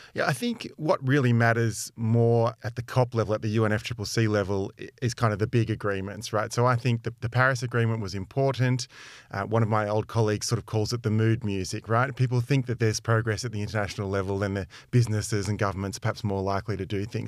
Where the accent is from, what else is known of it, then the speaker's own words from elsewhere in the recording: Melbourne, Victoria, Australia; moved away as an adult; now in London, United Kingdom; I grew up in Melbourne